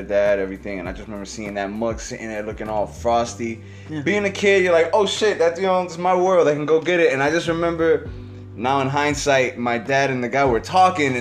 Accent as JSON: {"language": "English", "town": "East Chicago", "region": "Indiana", "country": "United States", "tie": "born or raised there", "said": "I was born in East Chicago, Indiana"}